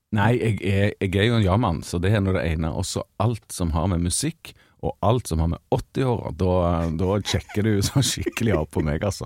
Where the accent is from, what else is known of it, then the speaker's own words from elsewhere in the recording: Stavanger, Rogaland, Norway; hadde vi hjemme i Stavanger stavanger Stavangerensemblet